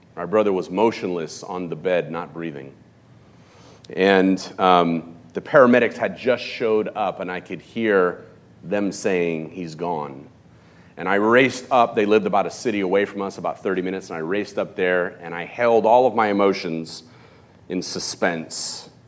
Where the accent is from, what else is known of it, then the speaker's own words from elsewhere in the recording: Los Angeles, California, United States; moved away; also born or lived in West County; I grew up in Hollywood, in Los Angeles